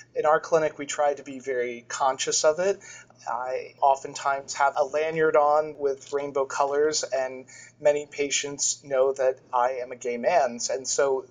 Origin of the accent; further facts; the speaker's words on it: Florida, United States; moved away as an adult; now in Boston, United States; I'm originally from Florida, but through many different pathways ended up in Boston, and I've been in the New England area for about 15 years